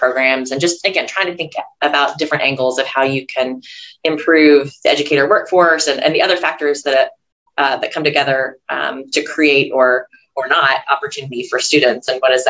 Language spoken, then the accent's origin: English; Louisville, Kentucky, United States; moved away as an adult; now in Tennessee, United States; I didn't grow up in Tennessee. This is an adopted home state for me. I grew up in Kentucky, a neighboring state in Louisville.